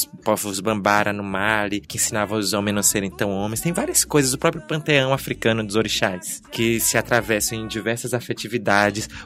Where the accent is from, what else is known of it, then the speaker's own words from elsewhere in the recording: Northeast Region, Brazil; Que novidade que eu sou nordestina.